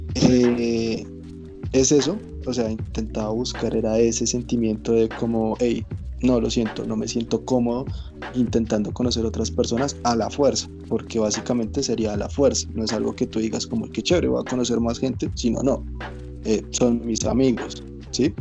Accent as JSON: {"language": "Spanish", "country": "Colombia", "tie": "born or raised there", "moved": "yes", "lives_now": "Bogotá, Colombia", "said": "yo no nací en Bogotá, yo nací en Villado."}